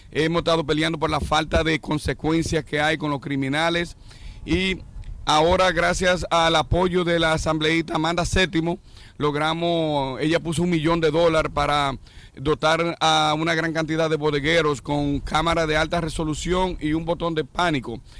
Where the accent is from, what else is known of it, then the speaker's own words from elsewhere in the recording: Dominican Republic; now in New York, United States; sí, la mayoría somos dominicanos todavía.